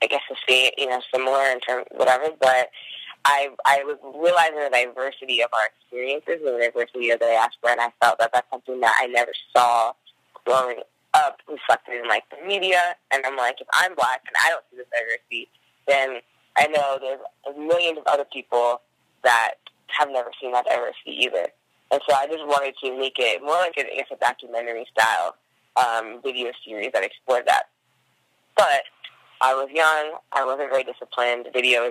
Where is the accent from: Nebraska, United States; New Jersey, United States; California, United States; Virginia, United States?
New Jersey, United States; moved away as an adult; also born or lived in Washington, D.C. / New York; now in Oakland, United States; I grew up in New Jersey with a Haitian mom and an African-American father